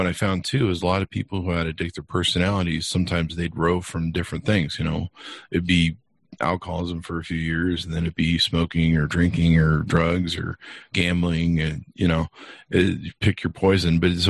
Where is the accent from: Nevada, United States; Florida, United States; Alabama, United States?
Nevada, United States; Las Vegas; I come from Vegas.